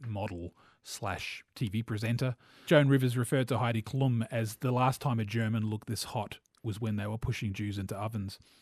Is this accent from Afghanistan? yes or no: no; New Zealand; I'm a New Zealander and so gro, a young boy in the eighties growing up in New Zealand